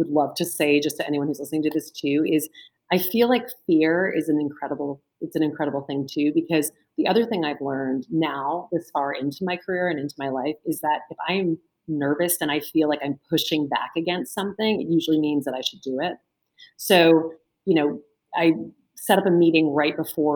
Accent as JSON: {"language": "English", "town": "Lake Charles", "region": "Louisiana", "country": "United States", "tie": "born or raised there", "moved": "yes", "lives_now": "New York City, United States", "said": "I grew up in Lake Charles, Louisiana."}